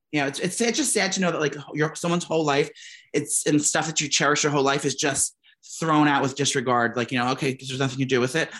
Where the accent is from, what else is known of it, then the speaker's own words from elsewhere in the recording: downstate New York, United States; We're New York girls. She's upstate. I'm downstate.